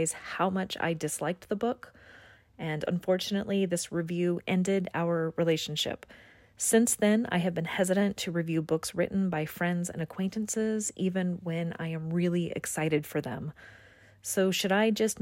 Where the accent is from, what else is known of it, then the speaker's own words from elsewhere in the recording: United States; now in Melbourne, Australia; my hometown in the U.S.